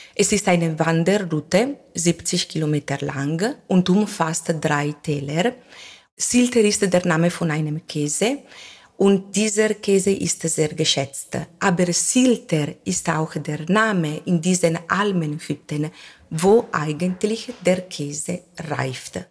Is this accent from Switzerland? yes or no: no; Verona, Veneto, Italy; German is a second language; moved away as an adult; now in Val Camonica, Italy; ich bin in Verona geboren. Dann habe ich meinen Mann kennengelernt und ich wohne in Camonica-Tal